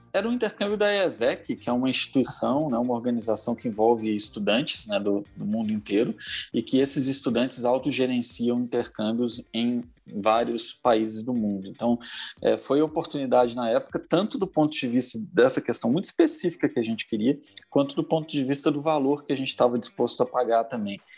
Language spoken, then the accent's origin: Portuguese; Belo Horizonte, Minas Gerais, Brazil; sou aqui de Belo Horizonte